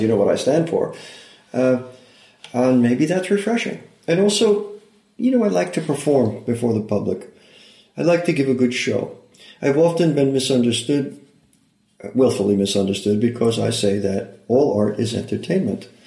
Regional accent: upstate New York, United States; moved away as an adult; also born or lived in Iowa / Los Angeles, United States; now in Santa Barbara, United States; always my perspective and my heart are in New York

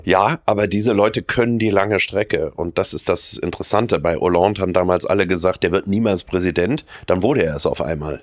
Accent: North Rhine-Westphalia, Germany; moved away as an adult; now in Munich, Germany; Ich bin nicht nur aus äh, Nordrhein-Westfalen und auch äh, merke, dass das meine Heimat ist. Nach wie vor auch nach 30 Jahren in München

